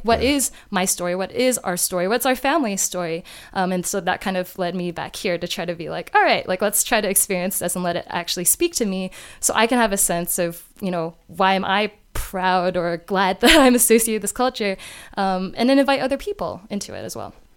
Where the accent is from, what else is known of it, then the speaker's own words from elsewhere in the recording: New Jersey, United States; moved away as an adult; also born or lived in North Carolina; now in China; I grew up in the Northeast in New Jersey